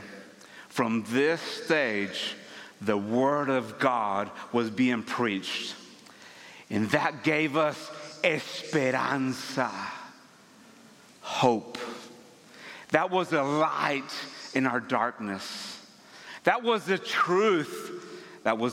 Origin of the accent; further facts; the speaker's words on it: Ciudad Victoria, Tamaulipas, Mexico; first language Spanish; English is a second language; moved away; I was born and raised in Ciudad Victoria, Tamaulipas, Mexico